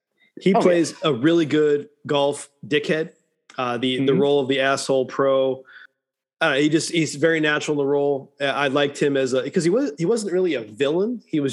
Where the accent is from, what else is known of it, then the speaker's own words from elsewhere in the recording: Illinois, United States; I'm from Illinois.